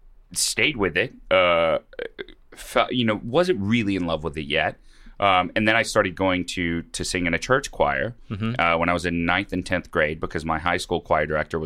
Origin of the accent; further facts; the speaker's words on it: Mobile, Alabama, United States; Mobile, Alabama.